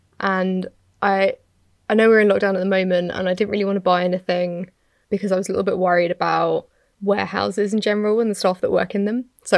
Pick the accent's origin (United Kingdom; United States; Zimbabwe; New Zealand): United Kingdom; I'm British.